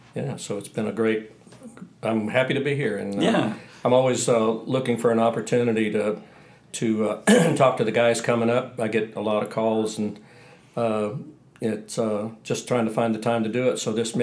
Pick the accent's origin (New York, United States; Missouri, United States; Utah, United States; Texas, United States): Texas, United States; Troup; moved away; also born or lived in Los Angeles; Actually, in East Texas. I'm from East Texas, a little town, Troop, Texas, outside of Tyler, Texas, which is outside of Dallas.